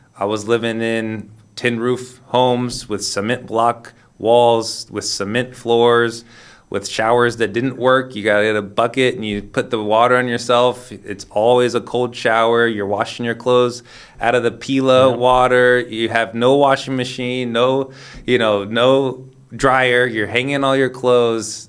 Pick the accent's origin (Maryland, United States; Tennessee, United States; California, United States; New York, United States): California, United States; Sacramento; moved away; also born or lived in Lisbon, Portugal; I'm from Sacramento, California